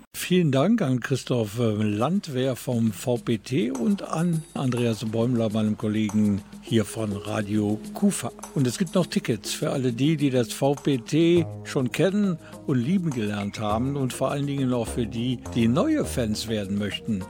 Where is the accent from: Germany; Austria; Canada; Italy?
Germany; Krefeld, North Rhine-Westphalia; ich bin eine Kriwitsche Jung